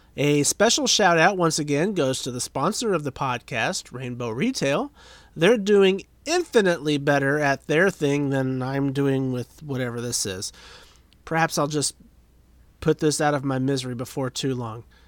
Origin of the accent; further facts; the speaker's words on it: St. Paul, United States; also born or lived in Indianapolis, Indiana / Speedway, Indiana / Danville / Greensburg; I was born in Indianapolis, lived in Speedway, Danville for a hot minute, Greensburg for a few years, and then I spent the rest of my childhood from age 9 in St. Paul